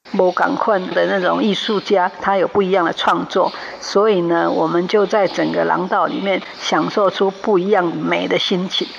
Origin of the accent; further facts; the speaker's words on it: Taiwan; 要把台湾的不管我们台湾人的讯息